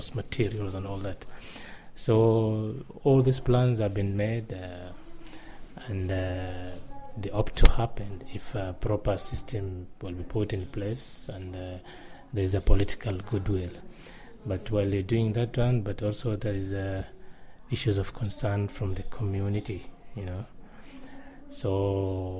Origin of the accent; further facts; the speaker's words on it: Lamu County, Kenya; I am from Lamu County